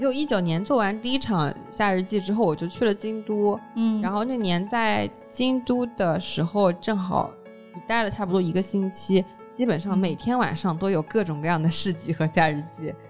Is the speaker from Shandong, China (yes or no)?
no; Hangzhou, Zhejiang, China; 毕竟我们是杭州人。